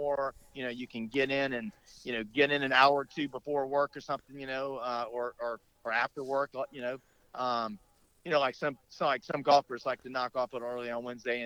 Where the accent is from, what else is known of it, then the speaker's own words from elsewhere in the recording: Tallahassee, Florida, United States; also born or lived in Tampa, Florida; I've been here in Tallahassee. I wasn't born here. I was born in Tampa, so I am a native Floridian, but I've been here since I was five